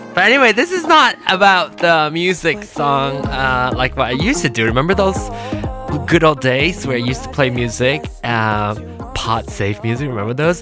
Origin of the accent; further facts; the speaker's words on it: Malaysia; moved away as an adult; now in United States; I was born in Malaysia. I was born in Malaysia in di- 1974. Came here for school in 1995 when I was 21